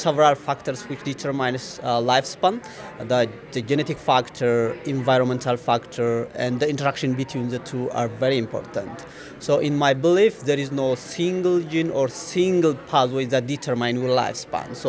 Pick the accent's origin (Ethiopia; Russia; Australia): Ethiopia; moved away as an adult; also born or lived in Gondar, Ethiopia / Singapore; I am originally from Ethiopia, and I was a teacher there at the University of Gander